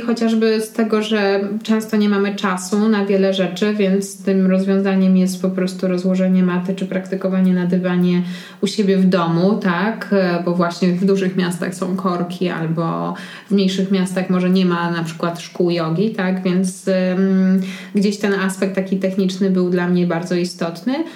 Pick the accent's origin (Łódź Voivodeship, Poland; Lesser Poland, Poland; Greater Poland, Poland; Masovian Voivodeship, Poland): Masovian Voivodeship, Poland; Warsaw; Ja jestem z Warszawy i wychowywałam się w centrum